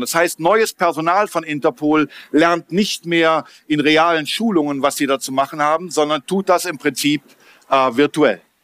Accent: Berlin, Germany; ich komme aus Berlin

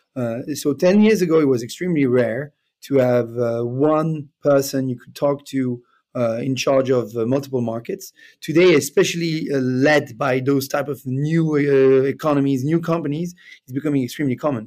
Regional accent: Switzerland; English is a second language; moved away as an adult; also born or lived in Canada; originally, I'm from Switzerland. Uh, I'm now based in Lausanne.

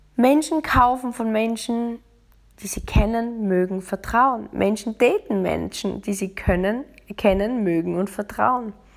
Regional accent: Austria; now in Munich, Germany; bei uns in Österreich

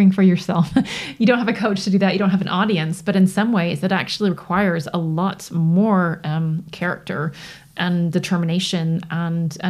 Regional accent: Toronto, Ontario, Canada; accent: North American; now in United Kingdom; I grew up in Toronto

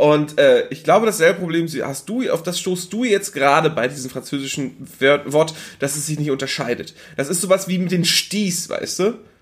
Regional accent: Germany; ich bin in Deutschland geboren, ne? ich bin deutscher Staatsbürger

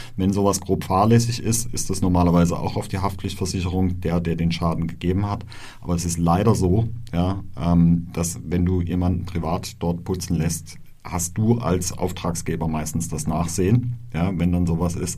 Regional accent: Black Forest, Baden-Württemberg, Germany; bei uns im, im Schwarzwald, wo ich herkomme

